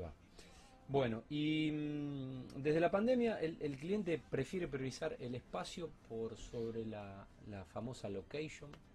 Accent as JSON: {"language": "Spanish", "country": "Argentina", "said": "somos argentinos"}